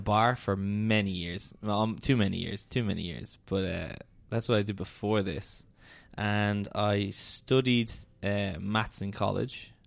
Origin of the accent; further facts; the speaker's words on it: Dublin, Leinster, Ireland; I'm from Dublin. Um, lived in Hoath pretty much my whole life.